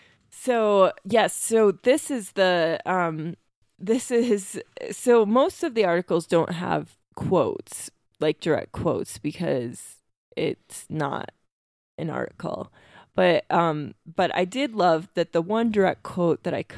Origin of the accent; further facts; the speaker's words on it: Iowa, United States; like we grew up in Iowa with tornado warnings a lot.